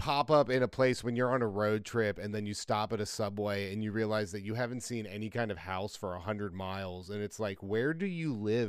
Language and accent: English; Ohio, United States; We're from Ohio.